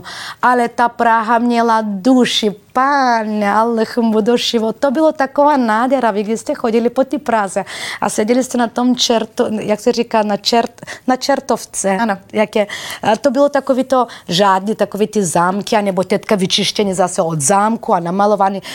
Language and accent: Czech; Bulgaria; Czech is a second language; also born or lived in Balkans; now in Czech Republic; když jsem přišla z Bulharska